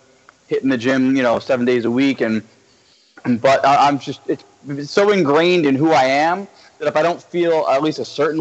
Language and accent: English; Central or North Central New Jersey, United States; moved away as an adult; also born or lived in Los Angeles; I'm originally from Central or North Central Jersey